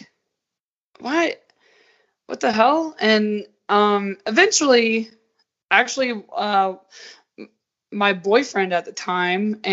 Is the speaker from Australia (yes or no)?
no; Georgia, United States; moved away as an adult; now in Utah, United States; I was raised in the South where it's just like cornbread and like biscuits and gravy